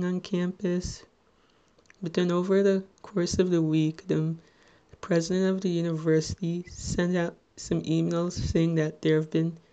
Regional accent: Little Ferry, New Jersey, United States; I'm from Little Ferry, New Jersey, which, if you're not familiar with, it's in Bergen County, the neighboring town between Hackensack and Teaneck

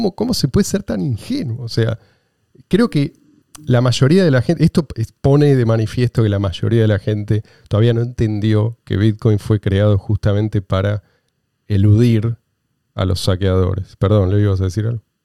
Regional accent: Argentina; Yo soy argentino

